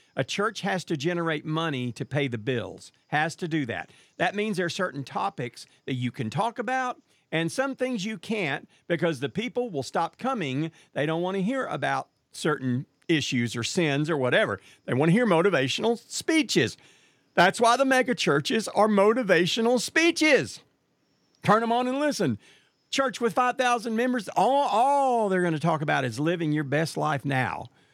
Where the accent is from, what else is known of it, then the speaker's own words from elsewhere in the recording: Marshall, Texas, United States; my hometown of Marshall, Texas